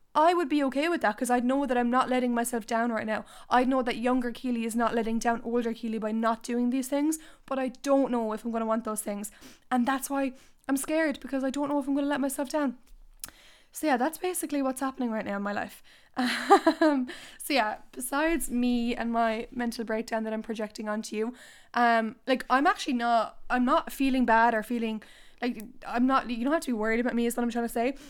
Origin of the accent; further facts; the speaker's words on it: Ireland; I don't want to leave Ireland